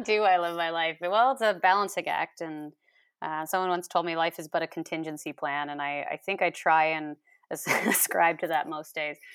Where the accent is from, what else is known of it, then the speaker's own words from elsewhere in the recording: New York, United States; moved away as an adult; now in British Columbia, Canada; I'm from New York State originally, and I, I moved out to B C in twenty thirteen